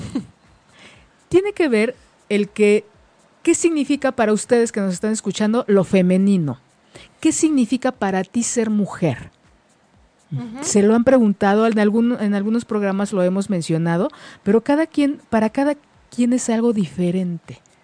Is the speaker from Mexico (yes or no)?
yes; Mexico; nuestra cultura como, mexicanos